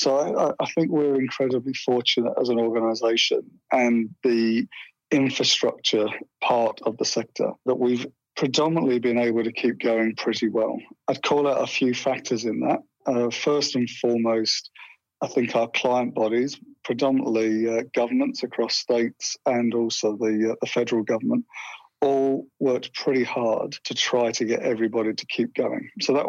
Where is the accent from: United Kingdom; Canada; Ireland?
United Kingdom; England; accent: English; now in Australia; When I go back there, they seem to think that my accent's become Australian, and when I'm here, I'm still seen as sounding like an Englishman.